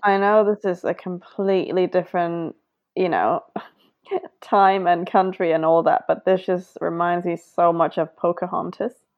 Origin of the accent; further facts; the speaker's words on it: Hong Kong; I grew up in Hong Kong